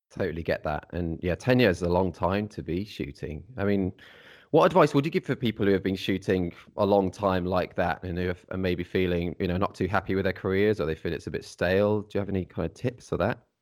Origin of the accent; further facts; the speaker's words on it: Midlands, United Kingdom; I'm, I'm from the Midlands as well